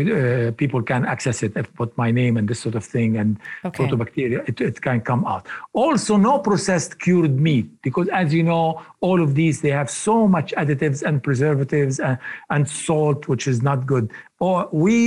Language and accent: English; Lebanon; moved away; when I was little boy growing up in Lebanon